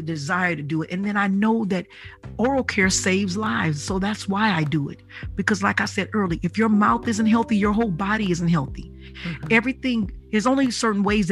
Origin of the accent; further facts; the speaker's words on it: Detroit, Michigan, United States; I'm from Detroit